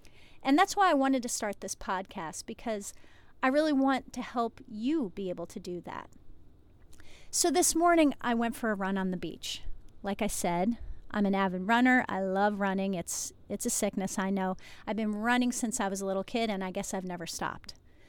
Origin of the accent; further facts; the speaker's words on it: New Jersey, United States; because I've lived a lot of different places, I'm from New Jersey originally